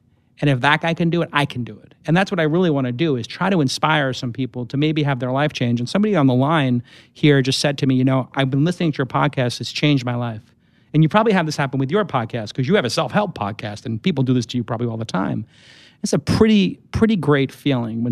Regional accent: New York City, New York, United States; when I grew up in Brooklyn

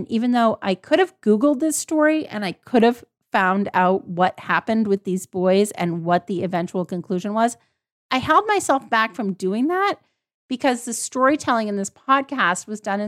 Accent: Vermont, United States; I grew up in Vermont. I had no electricity. I did legit live in the bush compared to these boys.

